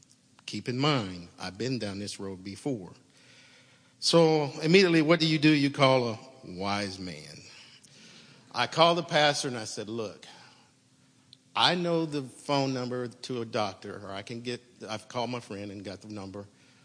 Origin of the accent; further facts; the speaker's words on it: Oklahoma City, Oklahoma, United States; now in Stillwater, United States; I was born and raised in Oklahoma City, and I ended up in Chillwater.